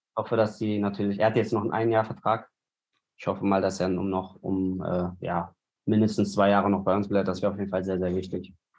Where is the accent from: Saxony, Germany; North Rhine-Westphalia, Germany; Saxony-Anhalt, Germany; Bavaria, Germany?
North Rhine-Westphalia, Germany; Bochum; moved away as an adult; now in Cologne, Germany; ich bin in Bochum aufgewachsen